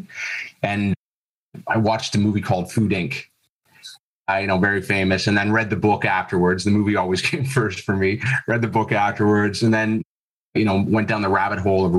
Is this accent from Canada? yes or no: yes; Toronto area, Ontario, Canada; moved away as an adult; also born or lived in Florida, United States; now in Australia; I'm originally from Canada, Toronto area, moved to Florida